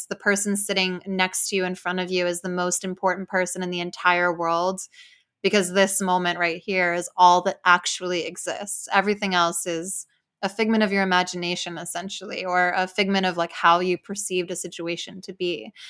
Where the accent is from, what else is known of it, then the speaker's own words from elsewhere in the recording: Spain; English is a second language; I grew up back in Spain, also in a very religious Catholic environment.